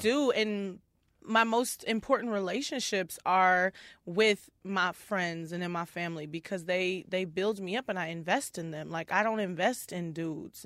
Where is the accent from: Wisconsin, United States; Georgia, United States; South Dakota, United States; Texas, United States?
Texas, United States; Houston; moved away as an adult; also born or lived in Detroit; now in Minneapolis, United States; Born in Detroit, and then when I was ten years old, I moved to Houston